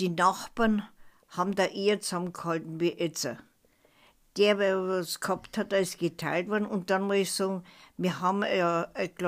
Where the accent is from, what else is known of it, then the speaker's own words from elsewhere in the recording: Ebnat, Baden-Württemberg, Germany; born there; in Ebnat, im Überdamm, in dem alten Prahlerhaus bin ich geboren.